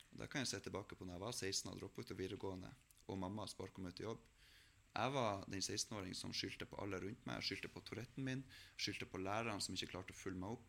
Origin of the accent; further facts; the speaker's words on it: Melbu, Nordland, Norway; hjemme på Melbu